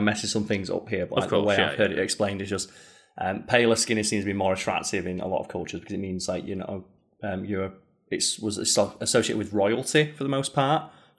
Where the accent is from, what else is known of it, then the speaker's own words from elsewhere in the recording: United Kingdom; because it's hard to be, like, nationalistic as a Brit.